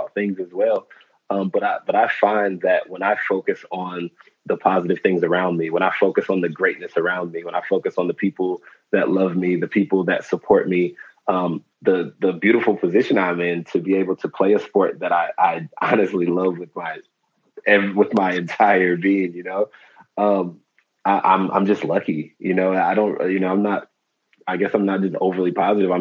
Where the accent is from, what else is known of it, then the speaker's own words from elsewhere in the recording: Detroit, Michigan, United States; moved away as an adult; also born or lived in Italy; now in Spain; I grew up in Detroit, Michigan